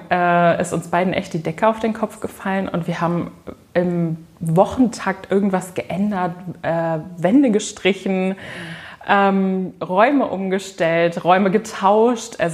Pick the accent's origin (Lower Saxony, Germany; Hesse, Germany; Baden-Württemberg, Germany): Lower Saxony, Germany; Nein, ich komme aus dem Landkreis Peine, also so 25 Kilometer von hier, aus einem kleinen Dorf.